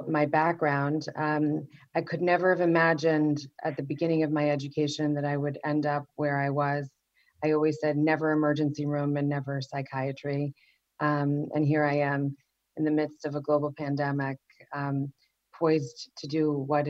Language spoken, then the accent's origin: English; New York City, New York, United States; I grew up Orthodox Jewish in Far Rockaway